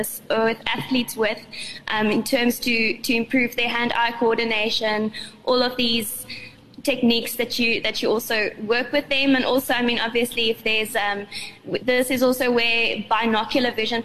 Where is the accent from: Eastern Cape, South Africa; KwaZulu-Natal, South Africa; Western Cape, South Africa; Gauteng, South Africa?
Gauteng, South Africa; Brakpan; I grew up in Brakpan. I finished high school there